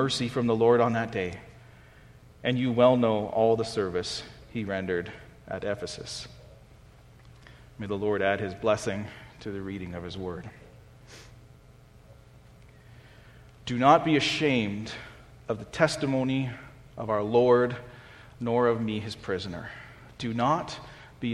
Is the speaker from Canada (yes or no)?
yes; Canada; as Canadian Christians